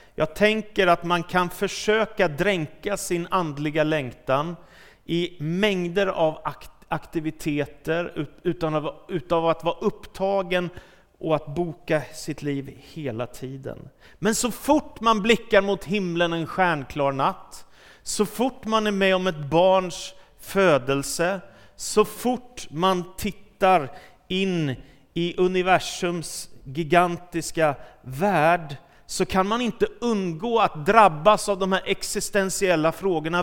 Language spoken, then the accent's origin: Swedish; Stockholm, Stockholm County, Sweden; när jag växte upp i Stockholm och var tonåring